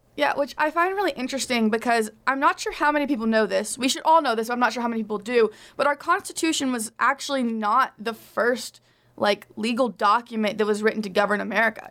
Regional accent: Arkansas, United States; my home state of Arkansas

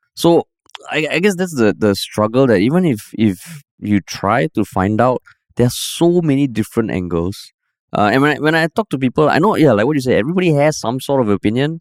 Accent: Singapore; just a regular Singaporean

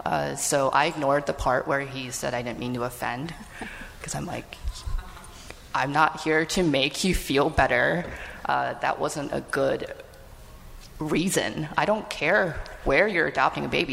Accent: United States; I'm actually born in the US

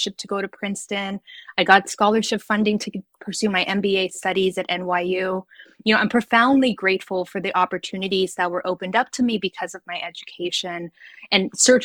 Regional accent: Guam; moved away; I grew up in Guam, which is a small island in the middle of the Pacific. It's a U.S. territory

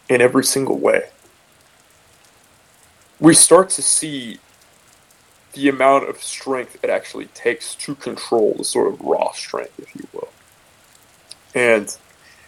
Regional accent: San Francisco Bay Area, California, United States; I'm from the San Francisco Bay Area

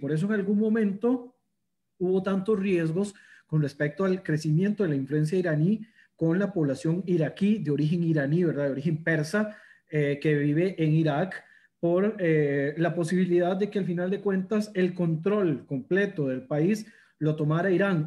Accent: Costa Rica; me gusta mencionarme como orgulloso costarricense

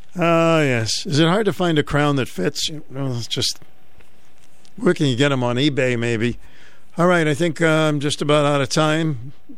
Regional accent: Boston, Massachusetts, United States; now in Connecticut, United States; So when I grew up in Boston, the big ice cream place was a ice cream place called Brigham's.

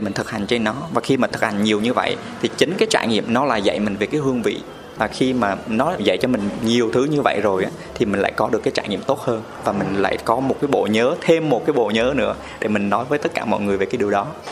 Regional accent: Huế, Thua Thien Hue, Vietnam; accent: Huế; now in Ho Chi Minh City, Vietnam; em ờ, sinh ra và lớn lên ở Huế. Em là ừ. người Huế chính gốc

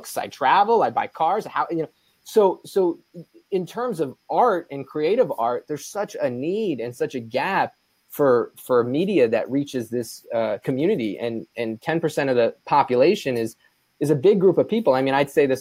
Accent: East Coast, United States; I grew up on the East Coast

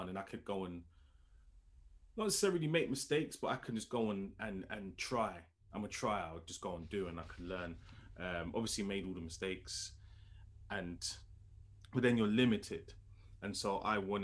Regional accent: London, United Kingdom; I'm from London, lived there my whole life. I've hardly ever really left London

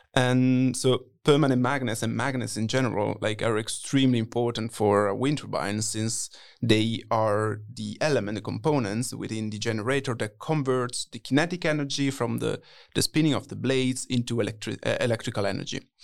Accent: Italy; moved away; I'm twenty-four, originally from Italy

